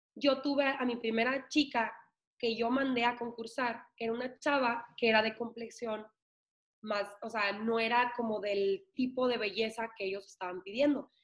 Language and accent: Spanish; Ciudad Obregón, Sonora, Mexico; las de Obregón